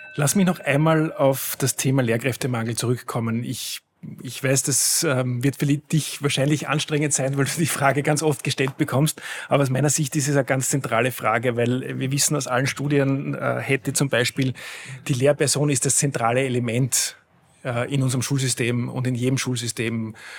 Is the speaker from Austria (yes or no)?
yes; Schladming, Styria, Austria; now in Vienna, Austria; ich selbst äh, komme aus einem sehr ländlichen Gebiet, ich komme aus Schladming, da war die Hauptschule, die es in dem Ort gab, quasi die Gesamtschule